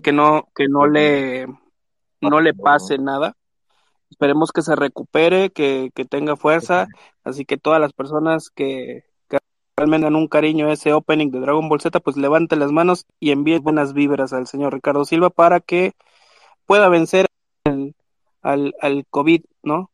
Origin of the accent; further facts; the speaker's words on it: Mexico; soy este mexicano